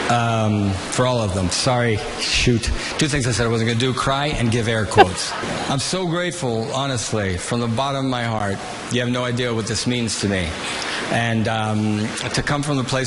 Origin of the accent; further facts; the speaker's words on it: Forest Grove, Pennsylvania, United States; I'm from Forest Grove, Pennsylvania.